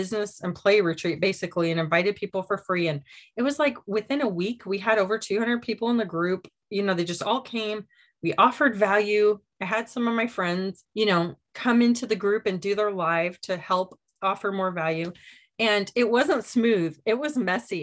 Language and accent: English; Michigan, United States; moved away; We grew up in Michigan